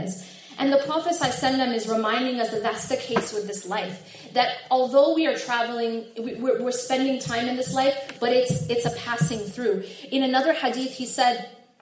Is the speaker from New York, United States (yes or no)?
no; Madison, Wisconsin, United States; I grew up in Madison, which is just, you know, like 2.5 hours away